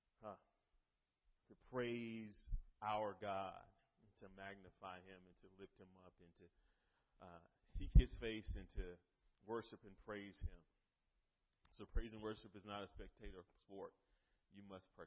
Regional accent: North Carolina, United States; moved away; I'm from North Carolina originally

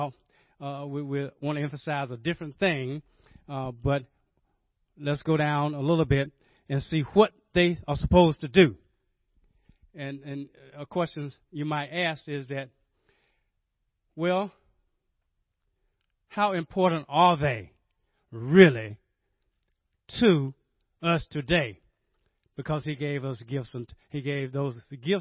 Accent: Rocky Mount, North Carolina, United States; Rocky Mountain, North Carolina, which is my hometown

